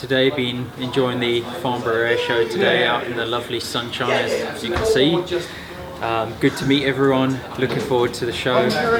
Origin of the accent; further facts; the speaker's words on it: South Africa; now in England; originally from South Africa, now living in England.